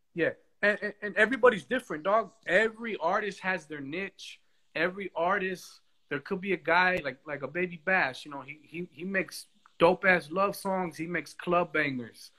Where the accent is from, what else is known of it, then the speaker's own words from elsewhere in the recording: United States; I am an American